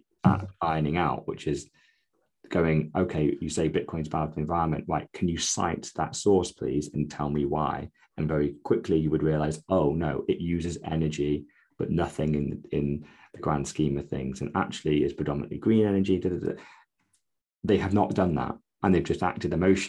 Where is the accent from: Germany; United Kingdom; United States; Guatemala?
United Kingdom; because we're British